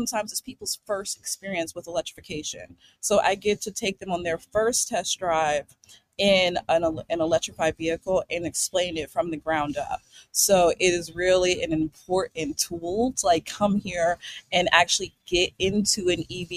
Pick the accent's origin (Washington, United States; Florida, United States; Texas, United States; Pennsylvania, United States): Pennsylvania, United States; Pittsburgh; I'm from Pittsburgh.